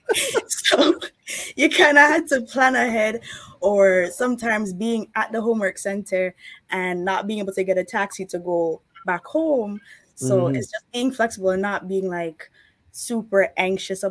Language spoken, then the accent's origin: English; Canada; growing up in Canada, we're used to things happening at a certain speed